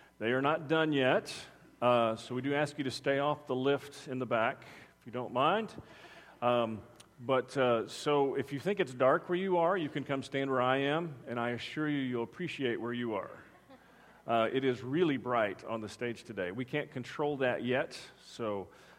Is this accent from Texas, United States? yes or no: yes; Texas, United States; I'm from Texas